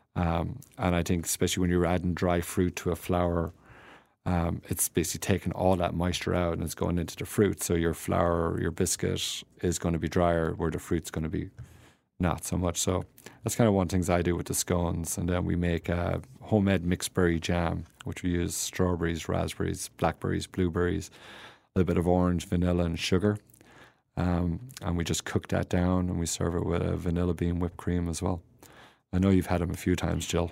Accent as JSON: {"language": "English", "country": "Ireland", "tie": "born or raised there", "moved": "as an adult", "lives_now": "United States", "said": "I'm an Irish guy and grow up on potatoes and vegetables"}